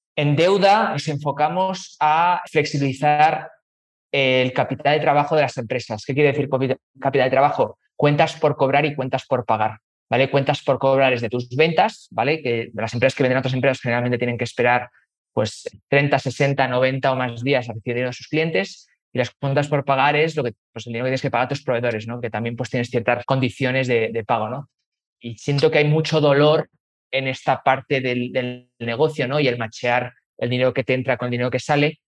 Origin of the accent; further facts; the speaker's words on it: Spain; moved away as an adult; also born or lived in London / Chile; now in Mexico; Pues de dónde vengo, pues yo soy español, eh, tengo 36 años, que llevo pues o sea, 36 años español, pero llevo ya más de 15 años viviendo fuera de España